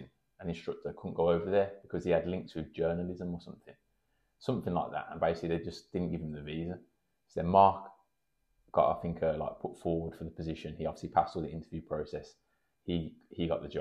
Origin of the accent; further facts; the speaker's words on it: Birmingham, West Midlands, United Kingdom; also born or lived in Erdington / Sutton Coldfield; I grew up in Erdington originally. Then we moved to Sutton when I was in primary school